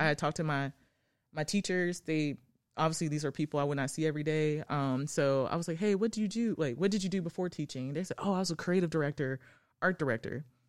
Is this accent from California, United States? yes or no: no; Arlington, Tennessee, United States; I'm from the outskirts of Memphis. Um, I grew up in Arlington